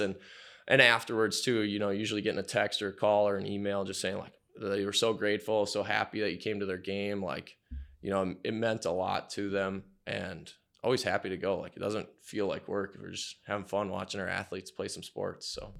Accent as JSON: {"language": "English", "town": "Menomonie", "region": "Wisconsin", "country": "United States", "tie": "born or raised there", "said": "grew up there, uh, really liked the small town atmosphere"}